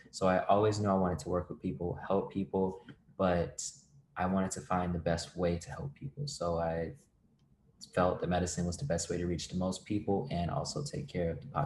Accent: Virginia, United States; moved away as an adult; also born or lived in Ithaca, New York; now in Nashville, United States; like uh, I was introduced, and um, I'm from Virginia.

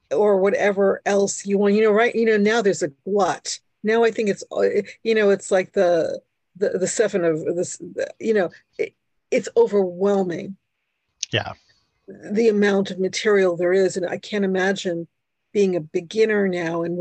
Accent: New York City, New York, United States; first language Hungarian; English is a second language; moved away; also born or lived in Brooklyn, New York / New Jersey; I was born in New York. I am, for people who know what this is, I am a bridge and tunnel person. I was born in Brooklyn. I lived in Queens. And um, I am the first person in my family born in the United States my parents and my sister were Hungarian

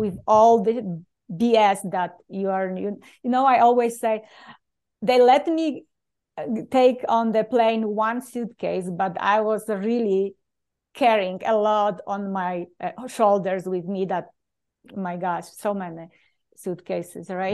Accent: Poland; English is a second language; moved away as an adult; now in United States; I usually introduce myself Polish-born

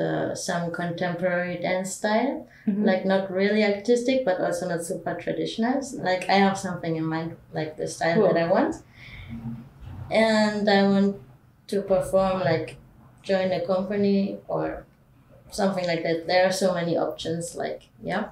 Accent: Germany; moved away; I'm from Germany

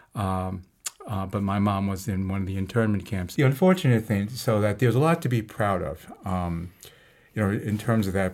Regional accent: New York City, New York, United States; also born or lived in Harlem, New York; I was born in Harlem, um, and my family at that time uh, moved to Queens when I was just before preschool, um, and then grew up in Queens

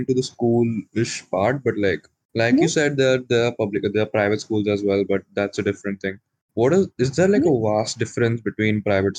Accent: Bihar, India; First of all, I'm from Bihar.

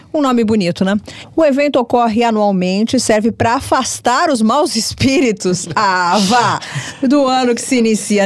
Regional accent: Brazil; eu, como brasileira

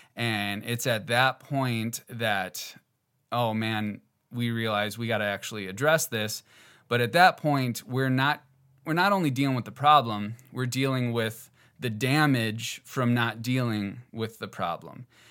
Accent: Northeast Wisconsin, United States; I grew up in Northeast Wisconsin

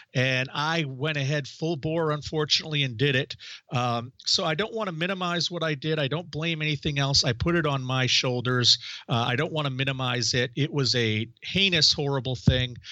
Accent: Maine, United States; I started a magazine in my hometown

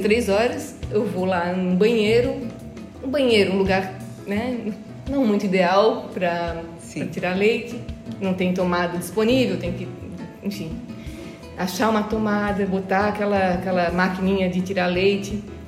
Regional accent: Brusque, Santa Catarina, Brazil; moved away; eu venho do berço da fiação catarinense, sou de Brusque

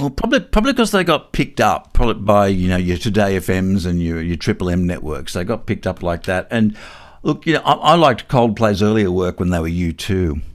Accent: Newcastle, New South Wales, Australia; I'm from Newcastle

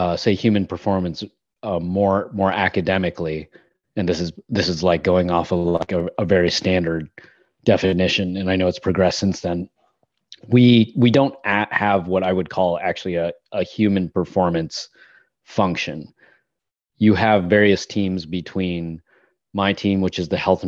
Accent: United States; as an American

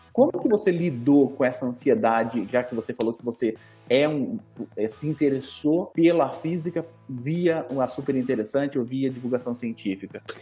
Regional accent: Campinas, São Paulo, Brazil; eu sou de Campinas, me sinto de Campinas

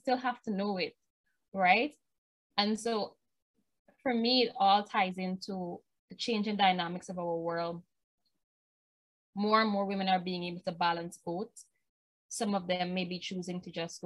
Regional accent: Guyana; I'm from Burbies, and much of the opportunities that I got in my career and my academic studies was from Georgetown. Us in Burbies are not usually given that opportunity

